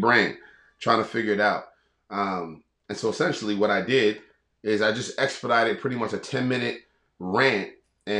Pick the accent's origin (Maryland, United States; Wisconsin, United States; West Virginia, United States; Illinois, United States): Maryland, United States; Baltimore; We're from Baltimore